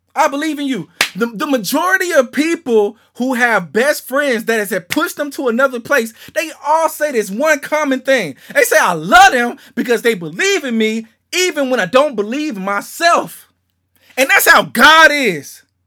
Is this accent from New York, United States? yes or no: no; Shreveport, Louisiana, United States; moved away; I'm from Shreveport, Louisiana